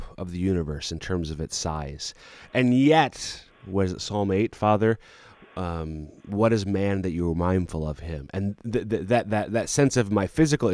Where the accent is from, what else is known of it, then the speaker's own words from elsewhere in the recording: central Minnesota, United States; moved away; my hometown in central Minnesota